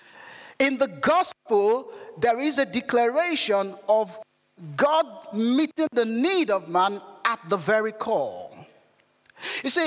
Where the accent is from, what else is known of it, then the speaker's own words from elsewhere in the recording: Nigeria; moved away; growing up in Nigeria